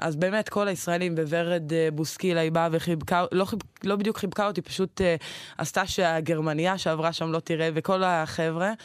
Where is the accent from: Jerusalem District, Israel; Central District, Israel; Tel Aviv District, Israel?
Central District, Israel; Mikhmoret; moved away as an adult; now in Shavei Zion, Israel; אני בסך הכל גדלתי במכמורת